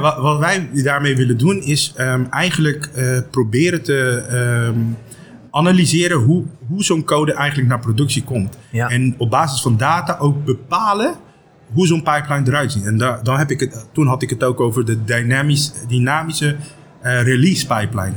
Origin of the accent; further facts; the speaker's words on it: Aruba; now in Netherlands; ik kom zelf uit Aruba